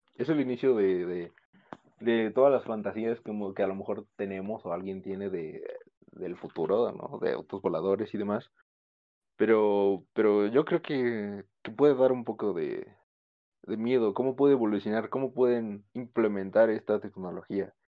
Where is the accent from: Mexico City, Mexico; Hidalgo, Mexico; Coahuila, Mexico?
Hidalgo, Mexico; Pachuca; somos de Pachuca, o sea, la capital de Hidalgo.